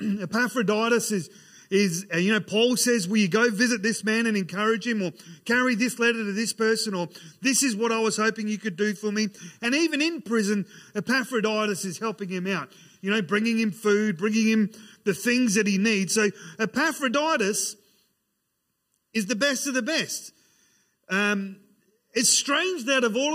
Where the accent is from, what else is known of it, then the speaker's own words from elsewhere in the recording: Ceduna, South Australia, Australia; I grew up in Sejuna